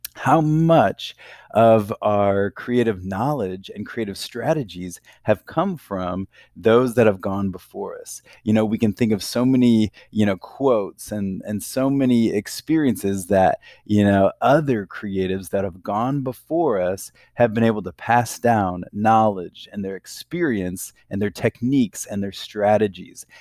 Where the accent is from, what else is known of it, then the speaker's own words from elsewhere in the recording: Sioux City, Iowa, United States; I grew up in, um, Iowa, in a city called Sioux City